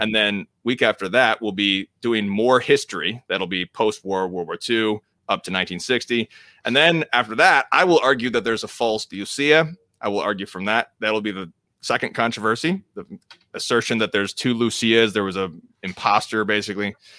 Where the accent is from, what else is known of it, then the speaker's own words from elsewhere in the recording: United States; I'm an American